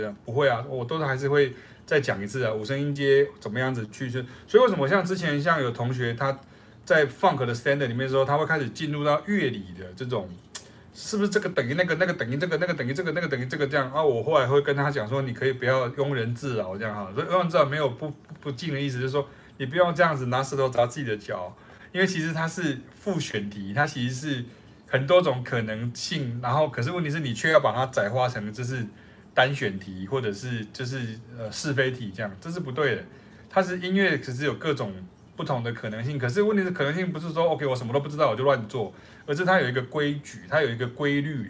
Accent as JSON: {"language": "Chinese", "country": "Taiwan", "said": "我们是台湾的，就中华民国的两个，台湾的两个老师"}